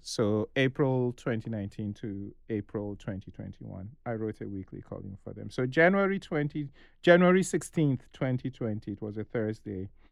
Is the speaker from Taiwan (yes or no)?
no; Ghana; I am Nigerian